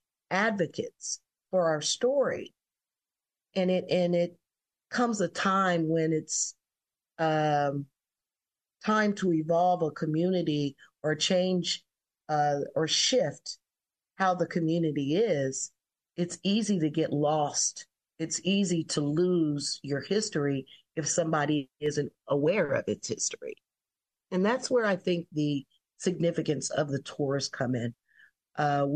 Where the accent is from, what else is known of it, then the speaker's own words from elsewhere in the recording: Columbus, Ohio, United States; I grew up in the Bronzeville community